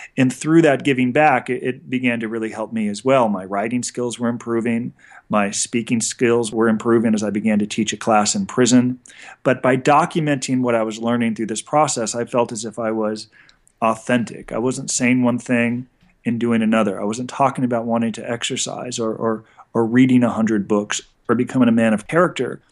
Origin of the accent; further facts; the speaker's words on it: Los Angeles, California, United States; So I grew up in Encino, California, which is a, a Jewish enclave about twenty minutes outside of Los Angeles